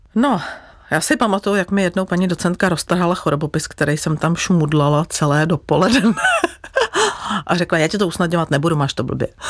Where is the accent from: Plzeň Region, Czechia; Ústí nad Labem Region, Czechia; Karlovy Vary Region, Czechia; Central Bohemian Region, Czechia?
Plzeň Region, Czechia; Plzeň; já pocházím z Plzně, chtěla jsem v Plzni zůstat